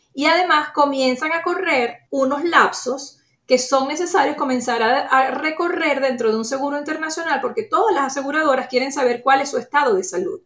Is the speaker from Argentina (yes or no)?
no; Venezuela; moved away as an adult; now in United States; soy una inmigrante de origen venezolano que tiene ya 14 años viviendo en los Estados Unidos, con formación en riesgos y seguros desde mi natal Venezuela